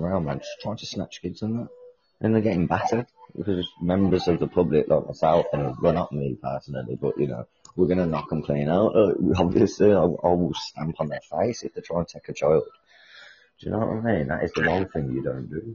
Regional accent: United Kingdom; I'm from the UK.

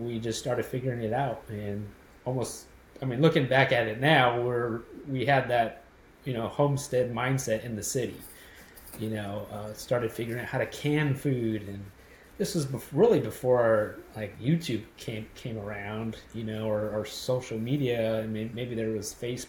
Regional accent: Los Angeles, California, United States; moved away; me and my wife were born and raised in Los Angeles area and lived there our whole lives

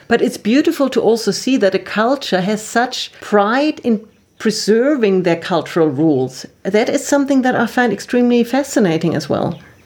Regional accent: Germany; I'm from Germany

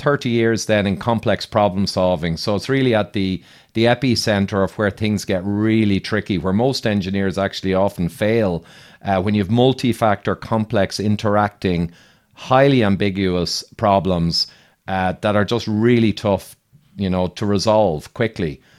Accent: Ireland; accent: Irish; I'm Irish

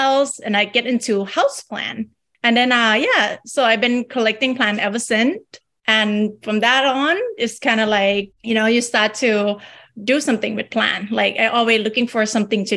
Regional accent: Bangkok, Thailand; moved away as an adult; now in San Jose, United States; I am from Bangkok, Thailand. I came here with my family when I was 18 years old.

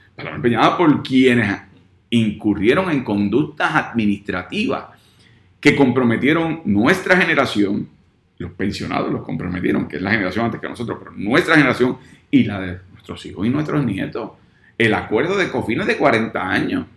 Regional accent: Puerto Rico; Los puertorriqueños tenemos la mitad de la población en los Estados Unidos

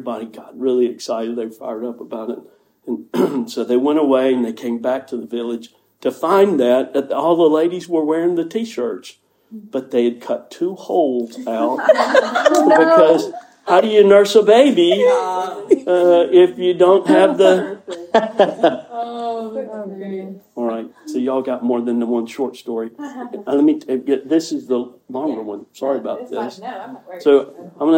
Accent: United States; I'm from America.

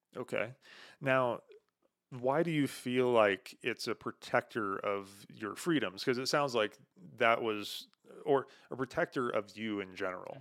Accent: United States

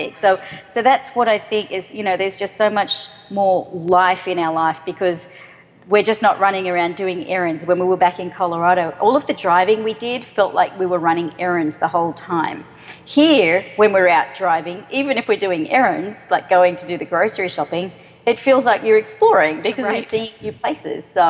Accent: Australia; moved away as an adult; also born or lived in Sydney, Australia / Boulder, United States; now in United States; Australia, where I'm from.

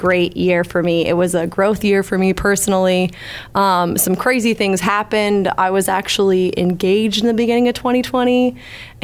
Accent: Lakeville, Massachusetts, United States; moved away as an adult; now in Nashville, United States; I am originally from Lakeville, Massachusetts, home of Ocean Spray Cranberry Juice

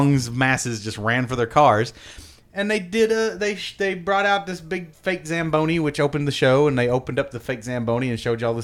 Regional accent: Ohio, United States; I grew up in Ohio

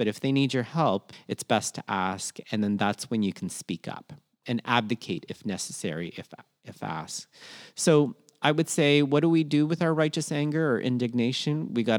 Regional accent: Philippines; what I'm very proud of in terms of being Filipino is we're disaster proof and we usually like to help people.

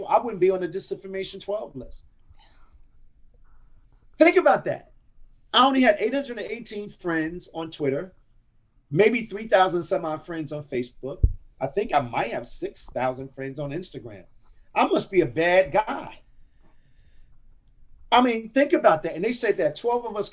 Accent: United States; I happen to be Black American, but I am an American

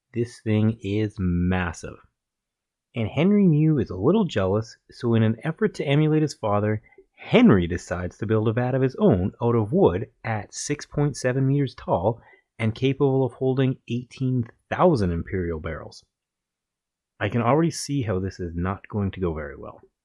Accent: Calgary, Alberta, Canada; we're both from Calgary, Alberta, Canada.

